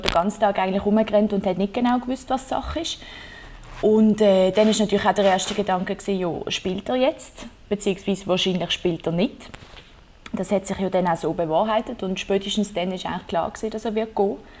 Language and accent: German; Basel, Basel-Stadt, Switzerland; ich bin von Basel